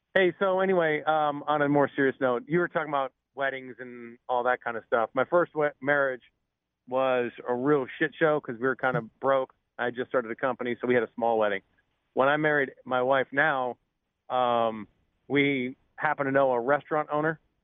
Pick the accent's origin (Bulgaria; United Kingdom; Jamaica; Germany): United Kingdom; Scotland; I'm Scottish